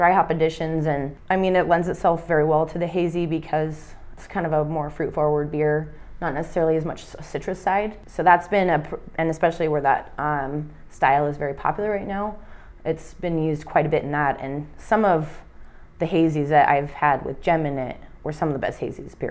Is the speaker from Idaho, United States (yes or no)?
yes; Idaho, United States; we are from Idaho